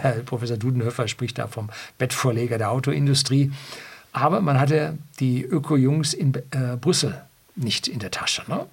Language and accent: German; Germany; bei uns in Deutschland